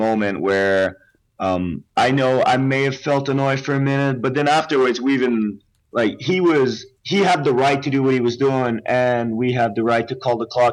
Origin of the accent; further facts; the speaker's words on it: Quebec, Canada; I'm from Quebec